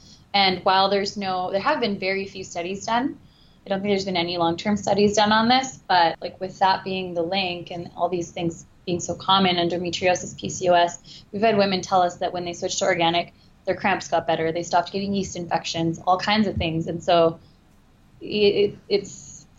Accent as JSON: {"language": "English", "country": "Canada", "said": "we're Canadian"}